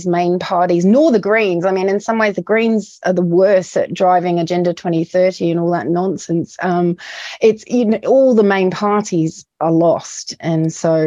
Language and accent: English; New Zealand; also born or lived in United Kingdom; I'm in a British person as well as a Kiwi